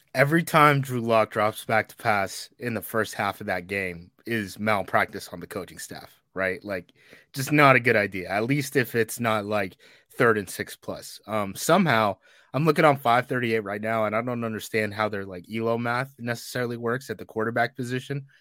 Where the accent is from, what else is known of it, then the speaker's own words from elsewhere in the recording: the Northwest, Pacific Northwest, United States; I'm from the Northwest, where it just rains